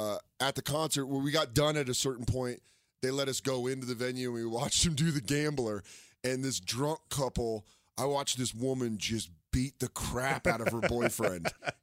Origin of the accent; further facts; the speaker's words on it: Aurora, Colorado, United States; Yeah, I grew up in Aurora.